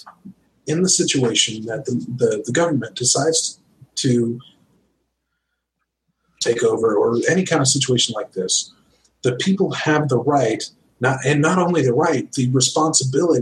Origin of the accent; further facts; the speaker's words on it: Missouri, United States; we're both from Missouri.